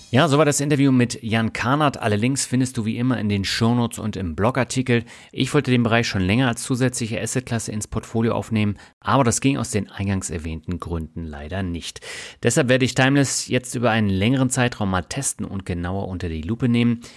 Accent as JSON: {"language": "German", "region": "Berlin", "country": "Germany", "tie": "born or raised there", "said": "ich bin ja auch in Berlin aufgewachsen"}